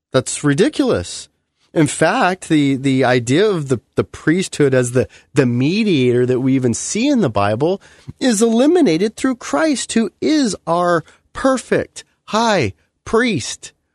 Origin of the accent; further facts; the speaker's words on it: United States; where I live as an American